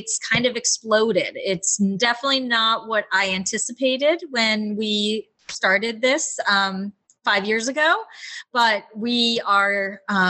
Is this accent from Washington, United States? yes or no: no; Rhode Island, United States; moved away; also born or lived in Los Angeles; I'm from Rhode Island